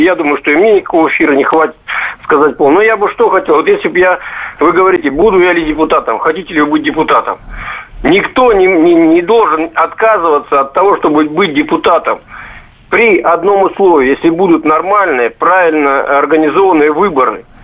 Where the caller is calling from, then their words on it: Barnaul, Altai Krai, Russia; Я из Барнаула.